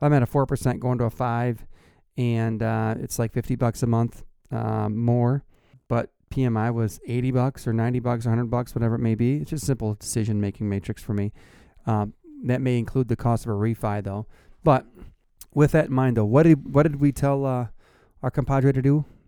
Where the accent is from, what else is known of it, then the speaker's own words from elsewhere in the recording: Plainwell, Michigan, United States; Where y'all from? I'm from Plainwell.